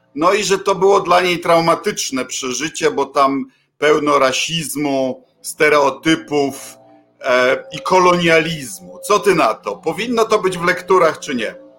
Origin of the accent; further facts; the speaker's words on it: Poland; obydwaj chodziliśmy do PRL-owskich szkół